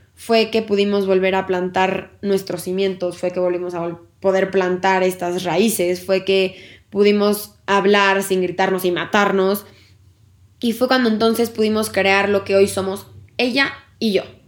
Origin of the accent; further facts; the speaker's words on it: Mexico; como sociedad y como cultura mexicana tenemos la creencia